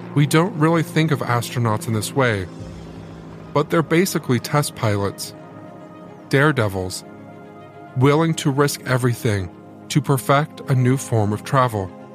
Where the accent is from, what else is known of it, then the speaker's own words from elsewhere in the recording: Indiana, United States; I'm a Hoosier. I am from Indiana